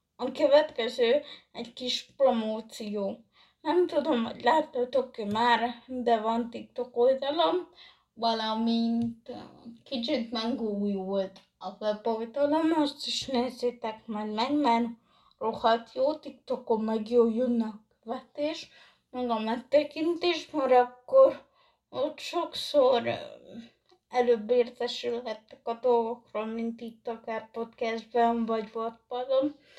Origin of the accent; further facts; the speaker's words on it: Hungary; én magyar vagyok